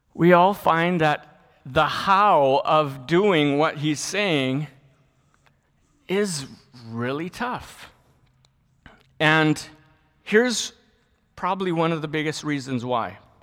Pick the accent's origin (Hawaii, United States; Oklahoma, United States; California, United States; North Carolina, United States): Hawaii, United States; Lahaina; I grew up in Lahaina, Maui, which is probably the best place in the world to grow up.